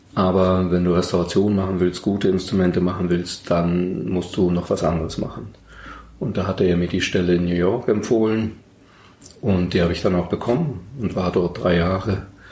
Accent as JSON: {"language": "German", "region": "Berlin", "country": "Germany", "tie": "born or raised there", "moved": "as an adult", "lives_now": "Munich, Germany", "said": "Berlin 1990 öffnete sich zwar gerade, das ist meine Heimatstadt"}